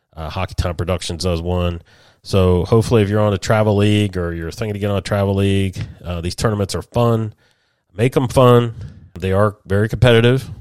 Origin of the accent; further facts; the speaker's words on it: Columbus, Ohio, United States; moved away; Columbus, Ohio, my old stomping ground. We're born and raised in Buckeye there in Central Ohio